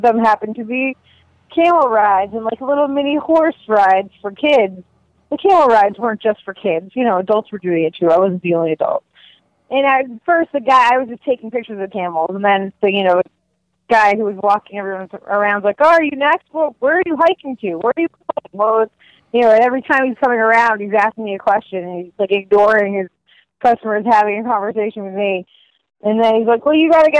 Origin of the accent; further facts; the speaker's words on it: Massachusetts, United States; I am from Massachusetts